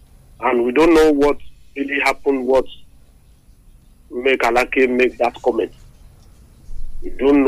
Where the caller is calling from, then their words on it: Lagos, Nigeria; I'm calling you from Lagos.